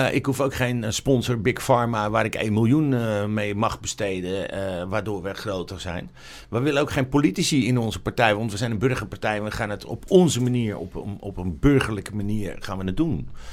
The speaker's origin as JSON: {"language": "Dutch", "town": "Amsterdam", "region": "North Holland", "country": "Netherlands", "tie": "born or raised there", "said": "ik ben opgegroeid in Amsterdam Zuidoost"}